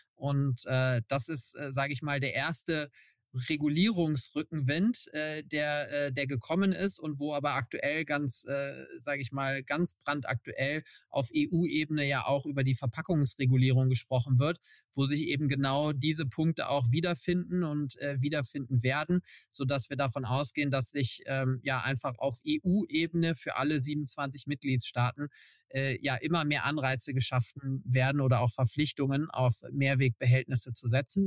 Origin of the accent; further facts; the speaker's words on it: Cologne, North Rhine-Westphalia, Germany; ich bin äh, in Köln geboren, äh, eine echte Kölsche Jung